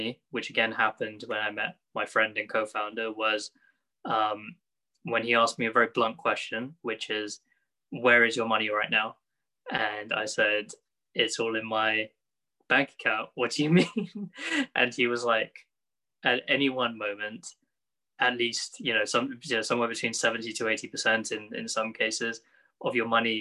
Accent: United Kingdom; I am a British Muslim, lived here my whole life, being in the UK

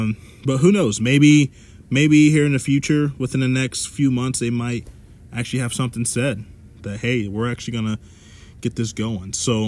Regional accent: Cincinnati, Ohio, United States; I was born in Cincinnati.

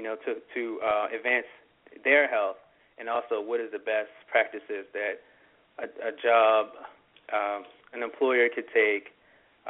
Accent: Pumphrey, Maryland, United States; now in Philadelphia, United States; I grew up in a small community called Pumphrey, Maryland.

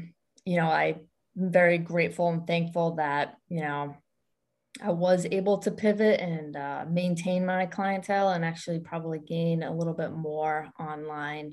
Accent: Western Massachusetts, United States; also born or lived in Boston area, Massachusetts; I was born in Western Massachusetts area, and now I reside more close to the Boston area

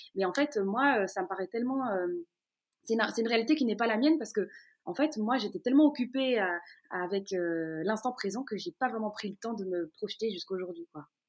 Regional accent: Brussels, Brussels-Capital Region, Belgium; je suis née et j'ai grandi dans la commune d'Ixelles, à, Bruxelles, pas très loin de Matongué

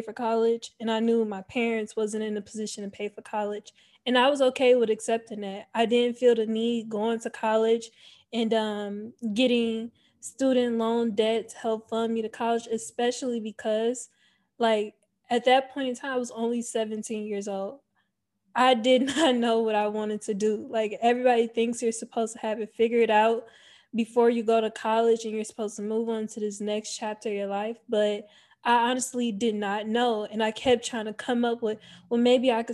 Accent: Cleveland, Ohio, United States; moved away as an adult; I was born and raised in Cleveland, Ohio. I lived there up until the age of 18 years old.

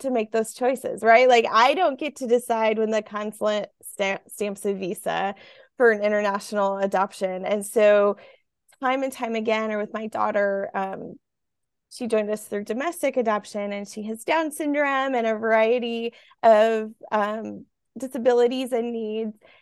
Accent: Midwest, United States; I grew up in the Midwest

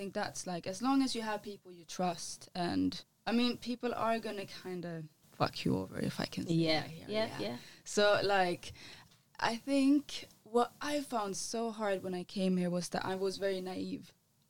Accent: Sweden; now in London, United Kingdom; so my dad is a reggae artist from Gambia, and I grew up in Sweden, where the house scene is very big, and the pop music.

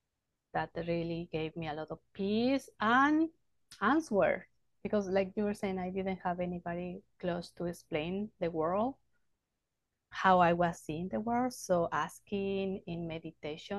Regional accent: Mexico City, Mexico; I grew up in Mexico City. I was born in Mexico City, urban space.

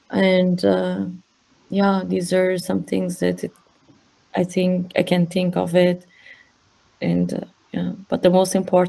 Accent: Iran; to talk what it is to what it is like to be a woman in Iran, growing up in Iran.

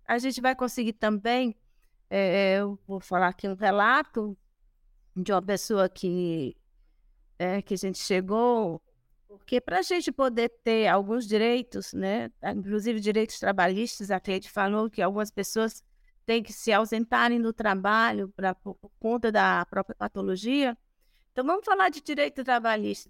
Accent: Brazil; Nós somos brasileiros

